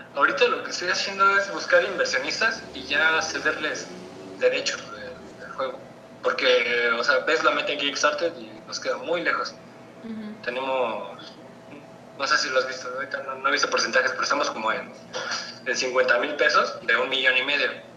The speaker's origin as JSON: {"language": "Spanish", "town": "San Juan del Río", "region": "Querétaro", "country": "Mexico", "said": "yo soy de Sajón del Río, Querétaro"}